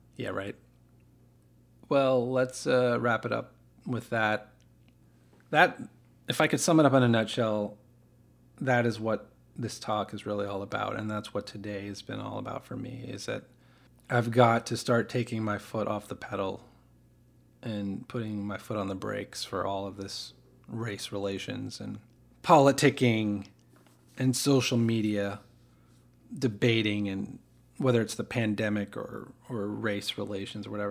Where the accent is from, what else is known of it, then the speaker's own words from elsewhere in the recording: United States; I didn't choose to be an American. I didn't work hard to become an American